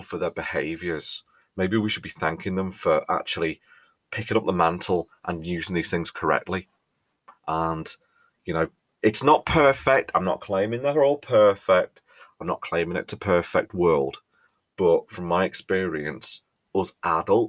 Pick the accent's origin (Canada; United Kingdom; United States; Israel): United Kingdom; England